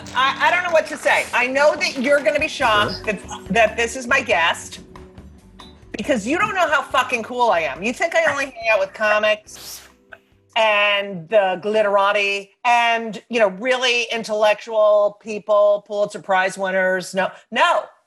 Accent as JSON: {"language": "English", "region": "New Jersey", "country": "United States", "tie": "born or raised there", "said": "I grew up in New Jersey, all Italians and Jews"}